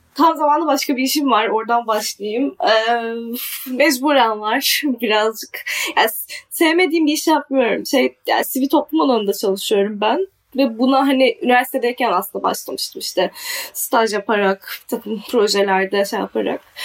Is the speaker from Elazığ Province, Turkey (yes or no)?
no; Adana, Turkey; also born or lived in Czech Republic; Adanalıyım ben. Adana'da doğdum, büyüdüm.